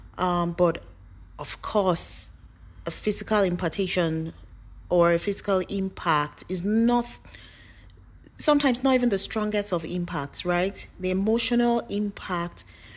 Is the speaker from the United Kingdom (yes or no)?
no; Nigeria; I'm Nigerian and some of you would not. So just to put it out there that I'm from Nigeria.